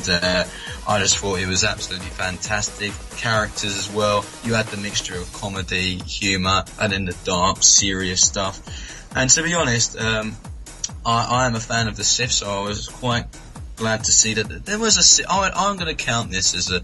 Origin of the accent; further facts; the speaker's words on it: United Kingdom; accent: British; my British accent